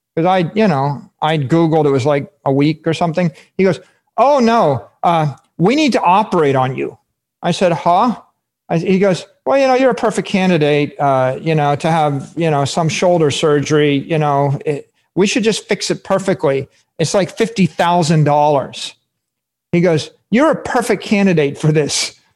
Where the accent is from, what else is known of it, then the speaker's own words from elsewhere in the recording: Fairborn, Ohio, United States; my hometown uh, Fairborn, Ohio